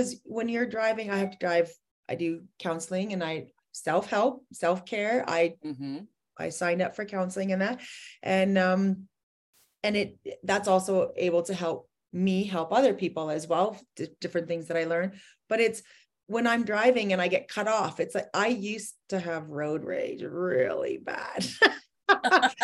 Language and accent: English; Edmonton, Alberta, Canada; I'm from Edmonton, Alberta, Canada.